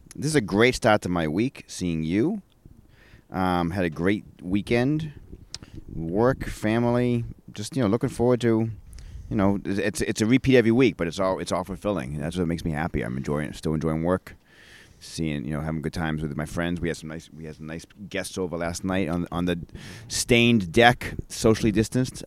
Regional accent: Maine, United States; growing up in Maine

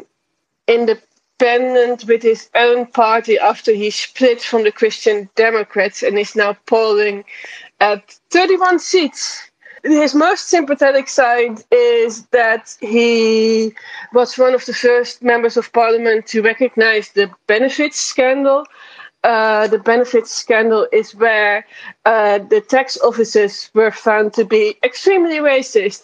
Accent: Netherlands; the resident Dutch person

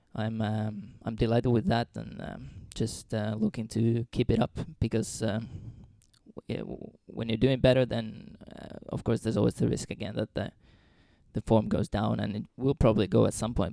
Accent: Finland; moved away as an adult; also born or lived in Trondheim, Norway / Dundee, Scotland; now in Skien, Norway

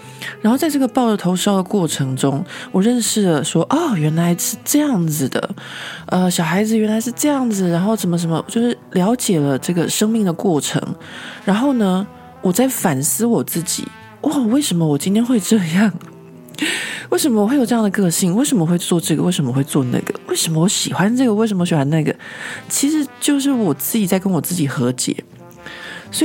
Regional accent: Taiwan; accent: Taiwanese; now in France; 不管怎么样，我都甩不掉，就是我的台湾的腔调。

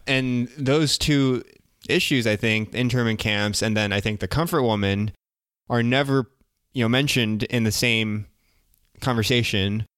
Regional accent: United States; I'm Korean American

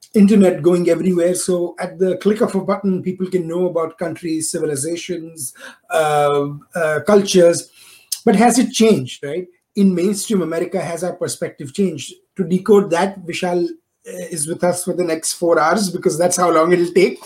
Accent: India; moved away as an adult; now in United States; I am born and raised in India, and so are my co-founders. And uh, but we uh, we are based over here in US for the last you know decade and a half

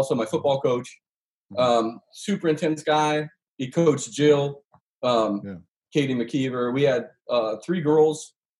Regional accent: Woodland, California, United States; moved away as an adult; also born or lived in Athens, Georgia / Ashland; I grew up Mormon in Woodland, California

